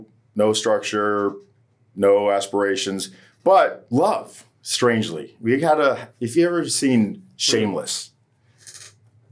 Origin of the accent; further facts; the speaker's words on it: Hollywood, Florida, United States; I was born here in Hollywood, Florida, which is a really beautiful place